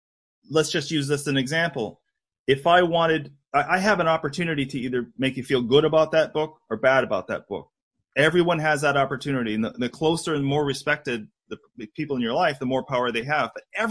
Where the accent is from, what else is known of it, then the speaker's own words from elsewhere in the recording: New York City, New York, United States; You know, I'm from New York City. I don't BS anybody. I tell it like it is.